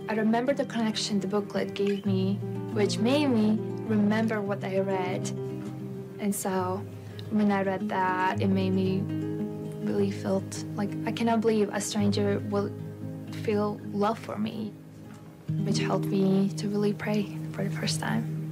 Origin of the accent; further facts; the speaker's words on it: Latvia; moved away; I'm from Latvia.